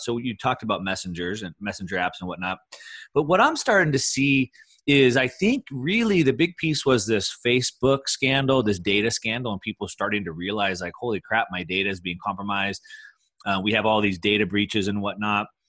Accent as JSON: {"language": "English", "region": "Texas", "country": "United States", "tie": "born or raised there", "moved": "yes", "said": "I grew up in Texas"}